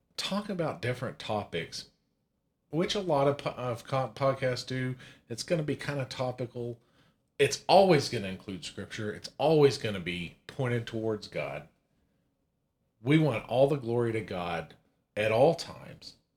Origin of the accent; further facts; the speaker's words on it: Amarillo, Texas, United States; We're born and raised in Amarillo, Texas.